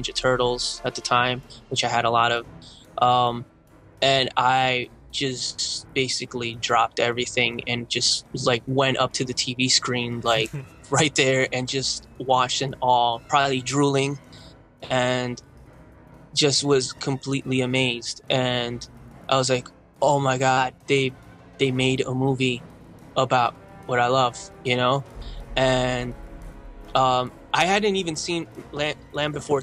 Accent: Uruguay; now in United States; I come from Uruguay

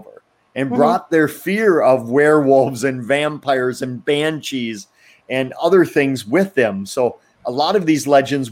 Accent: Wisconsin, United States; I grew up in Wisconsin, in near one of the three UFO capitals of the world we claim to have here in our state of Wisconsin.

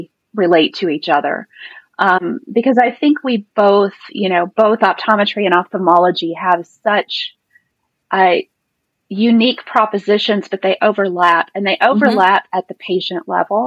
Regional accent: Texas, United States; I'm from Texas.

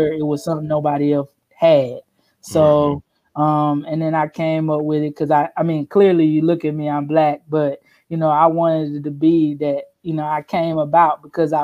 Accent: South Carolina, United States; accent: country; Southern; moved away; also born or lived in New Orleans; I am originally from South Carolina

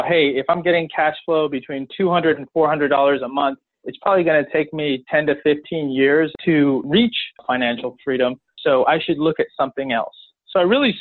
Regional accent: Chicago, Illinois, United States; also born or lived in central Pennsylvania; now in Pennsylvania, United States; I'm from Chicago, but now I'm based in central Pennsylvania

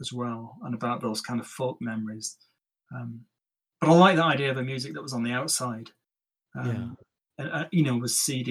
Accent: central Lancashire, North West England, United Kingdom; We're from, I think we're from Lee in central Lancashire, not far from where I grew up, actually.

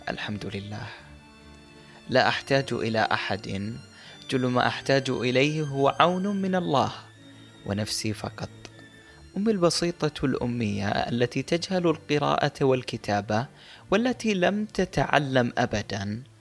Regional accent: Mosul, Nineveh, Iraq; moved away; أيتها الموصل مدينتي العزيزة كم تحملين من الذكريات فأنت مركز محافظة نينوى والعريقة

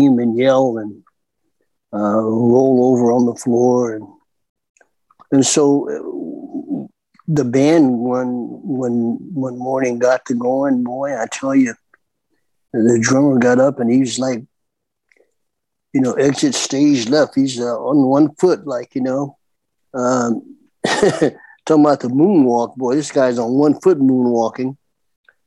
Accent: Palm Springs, California, United States; From Palm Springs, California. My home where I was born and raised.

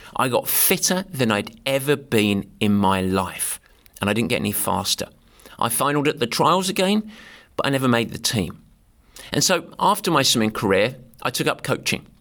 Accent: Southend-on-Sea, East of England, United Kingdom; moved away; I grew up in a town called Southend, which is in Essex in England

